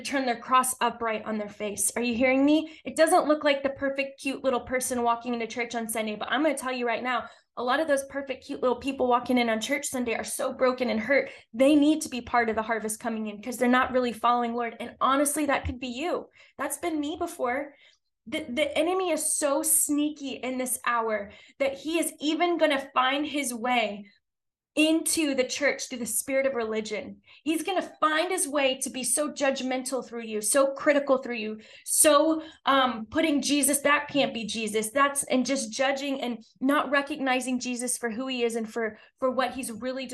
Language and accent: English; Texas, United States; I'm from Texas. We say bless your heart a lot